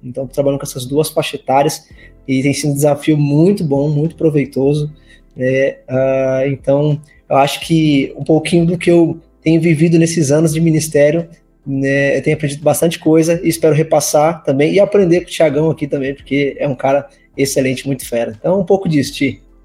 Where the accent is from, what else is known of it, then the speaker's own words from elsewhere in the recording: Limeira, São Paulo, Brazil; moved away as an adult; also born or lived in Recife, Pernambuco, Brazil; Nasci em Recife, mas me mudei para São Paulo aos 9 anos de idade. E aí então vivi na, na cidade de Limeira por muito tempo